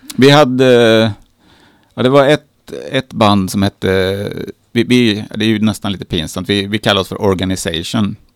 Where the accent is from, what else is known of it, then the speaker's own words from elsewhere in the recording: Katrineholm, Södermanland, Sweden; jag är uppvuxen i Katrineholm